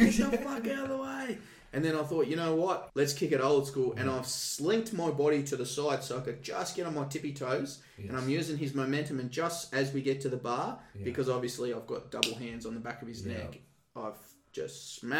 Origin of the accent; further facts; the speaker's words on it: Tasmania, Australia; And at the time when I came from Tasmania, there was no sort of restraints training.